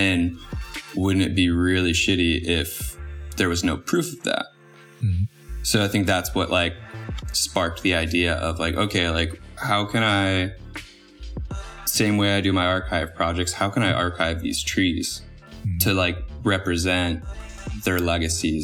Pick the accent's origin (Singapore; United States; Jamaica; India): United States; East Coast; growing up on the East Coast